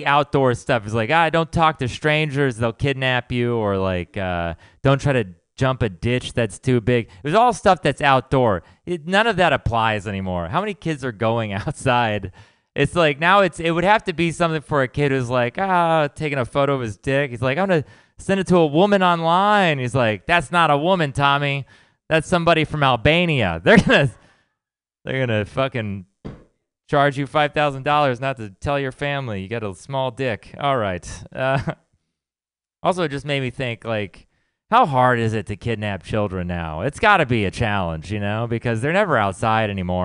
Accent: Texas, United States; now in San Francisco, United States; we're from Texas

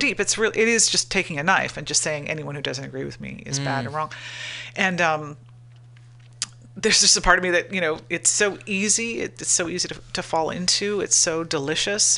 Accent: United States; we are all American, you know, just thinking of the notion of like being born an American

